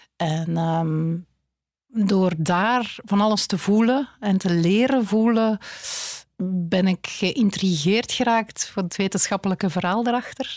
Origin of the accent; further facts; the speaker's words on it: Flanders, Belgium; wij als Vlaming